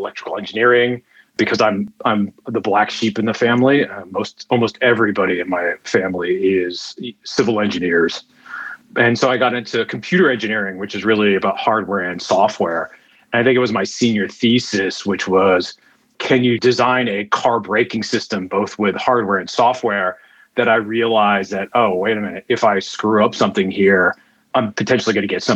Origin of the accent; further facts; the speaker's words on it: New York City, New York, United States; moved away as an adult; also born or lived in Cambridge, Massachusetts / Seattle; now in Amsterdam, Netherlands; I'm originally from New York City